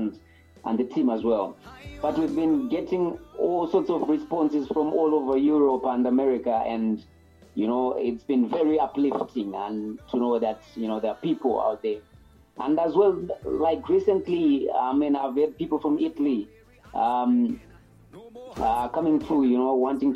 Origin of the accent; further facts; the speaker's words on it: Harare, Zimbabwe; I come from Harare, Zimbabwe, in a very small town called Zivara Sekwa. This is where I grew up, and this is where I am currently residing.